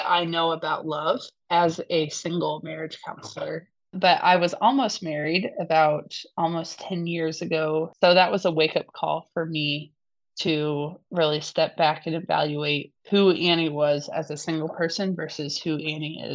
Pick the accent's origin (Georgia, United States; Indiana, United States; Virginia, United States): Indiana, United States; Indianapolis; I grew up in Indianapolis, Indiana, as a big sister of quadruplet siblings